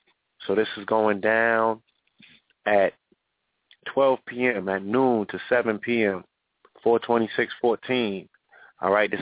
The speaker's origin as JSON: {"language": "English", "town": "Chicago", "region": "Illinois", "country": "United States", "tie": "born there", "said": "And I was born in Chicago."}